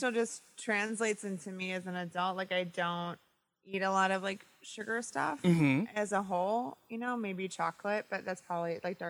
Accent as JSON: {"language": "English", "region": "Midwest", "country": "United States", "tie": "born or raised there", "said": "I'm a pescatarian now, but I grew up in the Midwest where, you know, my parents grew up on farms, and so there's a lot of meat in my house"}